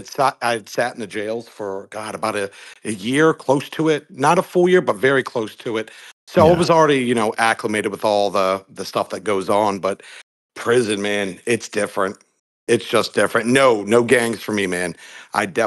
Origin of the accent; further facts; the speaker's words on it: Stafford, Virginia, United States; I'm from Stafford. I'm 37 years old